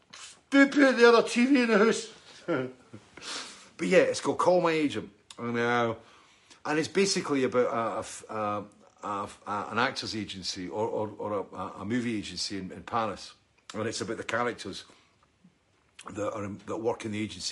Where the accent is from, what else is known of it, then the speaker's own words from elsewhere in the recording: Scotland, United Kingdom; also born or lived in East Lothian; I'm Scottish